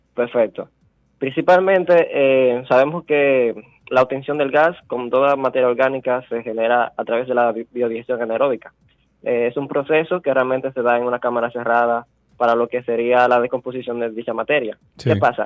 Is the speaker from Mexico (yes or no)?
no; La Vega, Dominican Republic; moved away as an adult; also born or lived in Santo Domingo; Yo soy nativo de La Vega